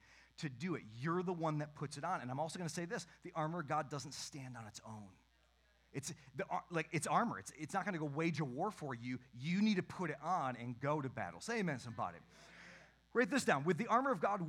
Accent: Western Michigan, United States; I grew up in Western Michigan. My church was out in the country.

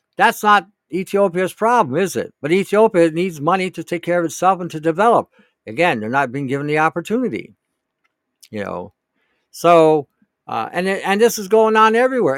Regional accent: Detroit, Michigan, United States; I grew up in Detroit at the time

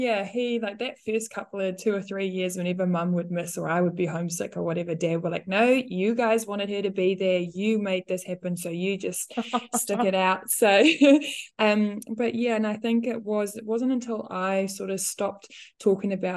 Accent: South Africa; English is a second language; moved away as an adult; now in New Zealand; me being a South African, having moved here

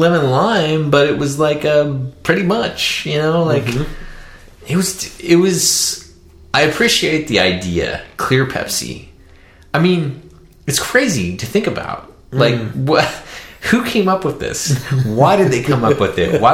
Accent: Kansas, United States; I'm from Kansas

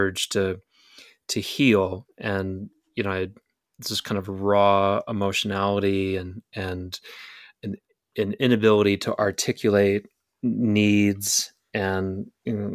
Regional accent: Slidell, Louisiana, United States; I grew up in Slidell, which is quite near Hammond

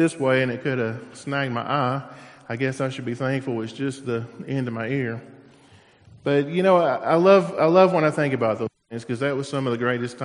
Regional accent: Tennessee, United States; now in Florida, United States; growing up in Tennessee

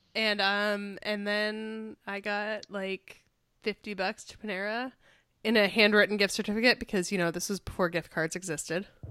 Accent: Chicago, Illinois, United States; moved away; I grew up in Chicago

